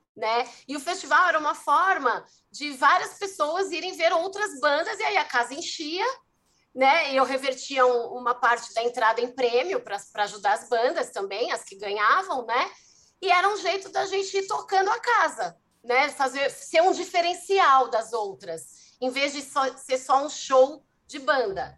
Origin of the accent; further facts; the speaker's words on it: São Paulo, Brazil; also born or lived in ABC region, São Paulo; eu sou de São Paulo, nasci, sou paulistana, e eu fui parar na região do ABC porque eu entrei na faculdade, bem novinha, 18 anos